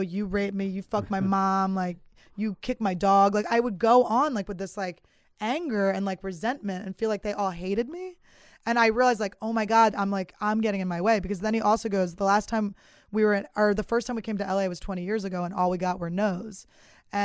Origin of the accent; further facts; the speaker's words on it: Philadelphia, Pennsylvania, United States; I'm from Philly